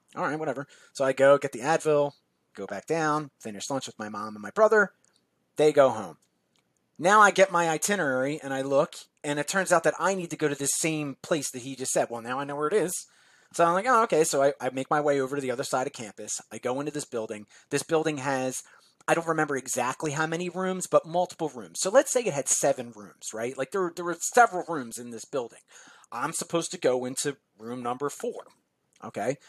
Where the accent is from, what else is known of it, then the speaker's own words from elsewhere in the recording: Philadelphia, Pennsylvania, United States; also born or lived in South Jersey, New Jersey; now in New Jersey, United States; I grew up in South Philadelphia and South South Jersey at the same time